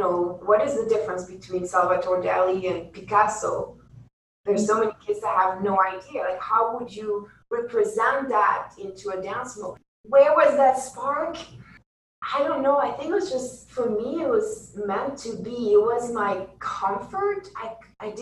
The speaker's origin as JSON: {"language": "English", "country": "Belgium", "moved": "yes", "said": "I came from Belgium"}